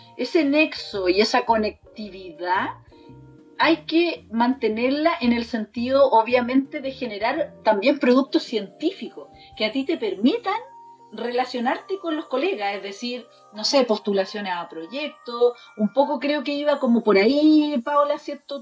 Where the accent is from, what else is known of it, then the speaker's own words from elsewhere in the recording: Los Ángeles, Biobío, Chile; yo soy de Los Ángeles